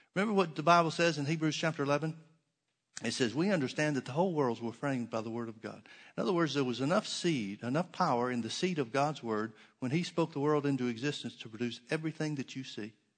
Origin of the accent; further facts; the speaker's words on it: the South, United States; I grew up in the South and we had oak trees.